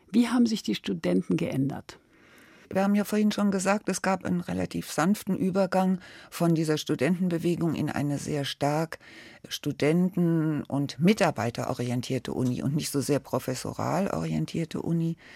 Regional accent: Frankfurt, Hesse, Germany; also born or lived in Berlin; Ich bin ja in Pankow geboren er hatte die Ost-CDU mitgegründet und da musste er weg und kam dann nach Frankfurt und wurde dann Gewerkschafter hier. Und deswegen sind wir dann nach Frankfurt gekommen.

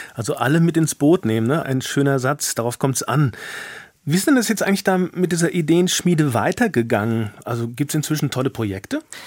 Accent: Hesse, Germany; accent: Hessisch; bin auch zugezogen, aber im Kindesalter und bin dann quasi aber so in der Schule und so weiter, habe ich dann schon sehr sehr viel Hessisch mitgekriegt

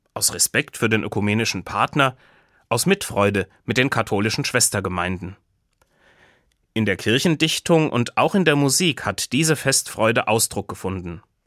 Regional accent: Buseck, Hesse, Germany; Zuhause in Busek wach werden, wo ich aufgewachsen bin. Dort, in Busek bei Gießen

